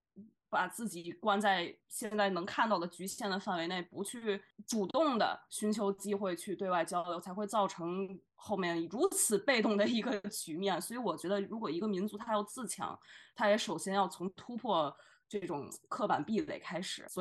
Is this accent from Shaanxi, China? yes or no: yes; Xi'an, Shaanxi, China; 所以我本人因为呃母亲来自于西安，所以我从小在西安待的这个情况下，会对像唐朝的文化自然而然的感兴趣